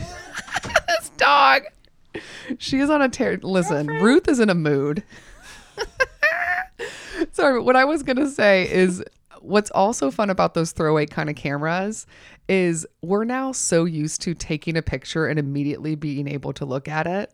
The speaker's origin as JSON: {"language": "English", "region": "Georgia", "country": "United States", "tie": "born or raised there", "said": "I'm from Georgia"}